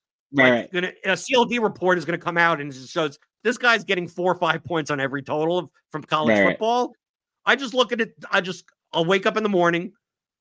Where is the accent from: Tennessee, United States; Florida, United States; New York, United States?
New York, United States; New York City; I come from New York City